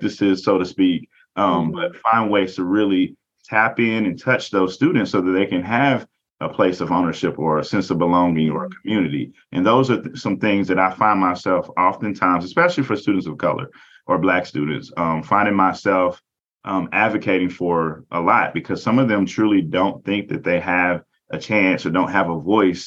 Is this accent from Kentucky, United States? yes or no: yes; southwestern Kentucky, United States; moved away; also born or lived in Indianapolis, Indiana; I come from a very small rural town in southwestern Kentucky